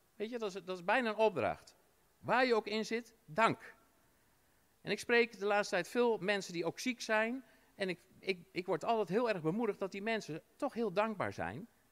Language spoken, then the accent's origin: Dutch; Netherlands; als Nederlander